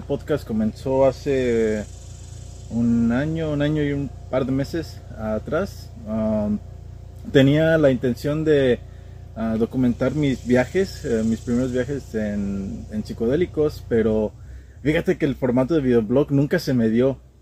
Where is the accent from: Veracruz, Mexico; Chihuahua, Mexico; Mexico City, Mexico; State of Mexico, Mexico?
State of Mexico, Mexico; moved away as an adult; now in Houston, United States; nací yo aquí en Houston, Texas, pero desde muy pequeño me fui al Estado de México y de ahí estuve hasta apenas, pues casi toda mi niñez, adolescencia, infancia, eh, adultez